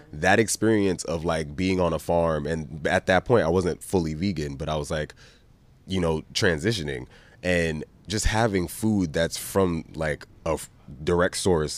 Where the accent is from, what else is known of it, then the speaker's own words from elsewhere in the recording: New York City, New York, United States; now in Venice, United States; I'm from New York. Chopped cheese, bacon, egg, and cheese, all that. That's what that's what I grew up on